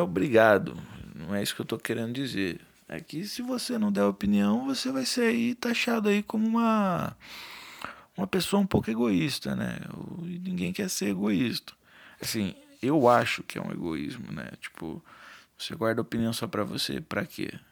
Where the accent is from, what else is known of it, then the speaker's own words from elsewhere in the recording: São Paulo, Brazil; eu sou de São Paulo